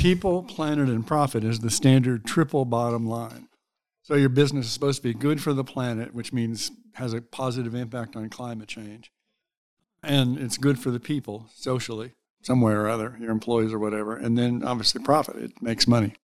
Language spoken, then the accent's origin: English; Mississippi, United States; moved away as an adult; also born or lived in California / San Francisco; I'm from Mississippi